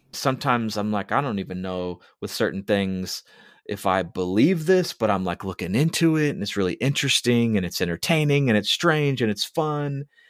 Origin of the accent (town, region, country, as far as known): United States